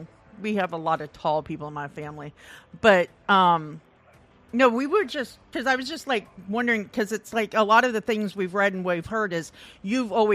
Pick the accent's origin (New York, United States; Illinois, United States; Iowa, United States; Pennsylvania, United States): Iowa, United States; moved away; we went back to Iowa because I'm from the Midwest originally. Unfortunately, I'm from the state where idiots are out walking around